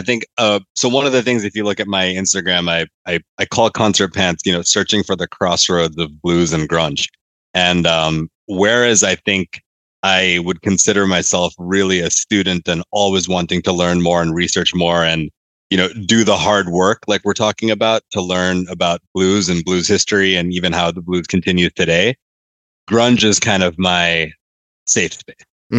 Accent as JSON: {"language": "English", "country": "Laos", "tie": "born or raised there", "also_born_or_lived": "New York, United States / Malaysia", "said": "So I was born in New York. Started moving abroad when I was about 7 and then moved back when I was 14. So a lot of what I consider my growing up from 7 to 14 was in Laos and Malaysia."}